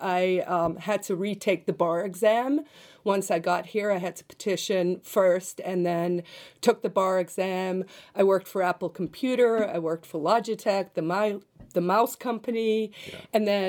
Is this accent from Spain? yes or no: no; South Africa; now in United States; So I'm originally from South Africa, but I'm now a U.S. citizen. I became a citizen in 2000.